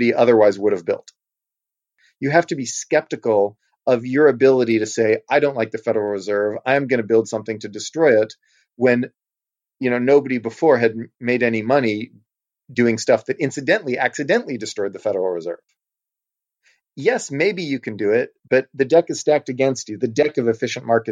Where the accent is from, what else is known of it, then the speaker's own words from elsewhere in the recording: Texas, United States; I am from Texas